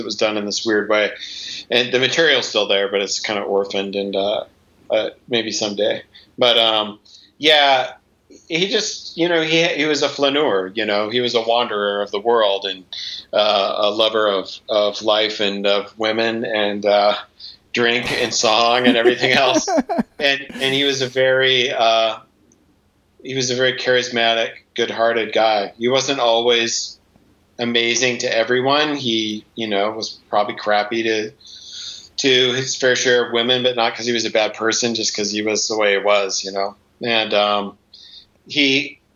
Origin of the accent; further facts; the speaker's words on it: Montana, United States; moved away; also born or lived in Seattle; we grew up in Montana